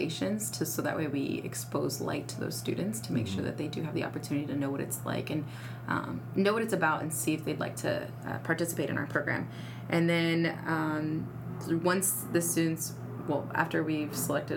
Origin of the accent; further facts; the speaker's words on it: Northern Virginia, United States; moved away as an adult; also born or lived in Kansas; now in Memphis, United States; I am not from here. I came from Virginia, Northern Virginia area